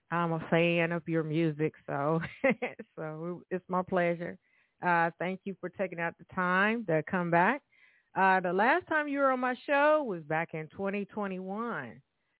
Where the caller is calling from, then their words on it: Evansville, Indiana, United States; Here I am … your host for today. I am calling from Evansville, Indiana